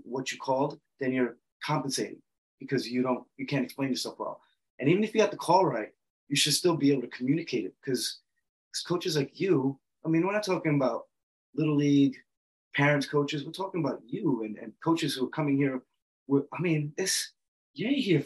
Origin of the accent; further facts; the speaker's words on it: New York City, New York, United States; I'm from the Bronx too